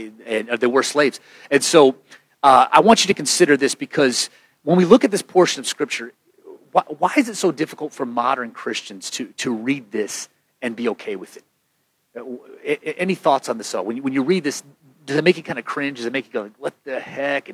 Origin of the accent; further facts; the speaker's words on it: United States; as an American